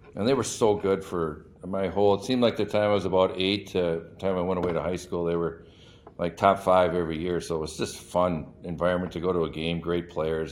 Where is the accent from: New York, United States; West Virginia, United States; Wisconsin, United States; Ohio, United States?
Wisconsin, United States; Madison; moved away as an adult; now in Chicago, United States; I grew up in Madison